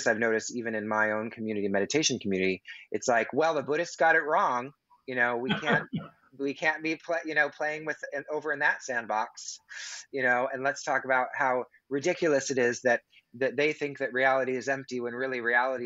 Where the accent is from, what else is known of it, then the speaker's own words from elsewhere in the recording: Pacific Northwest, United States; I'm from the Pacific Northwest